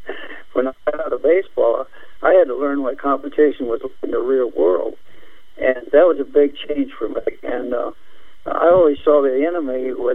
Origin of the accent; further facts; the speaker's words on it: Anderson, Indiana, United States; a kid growing up in Anderson, Indiana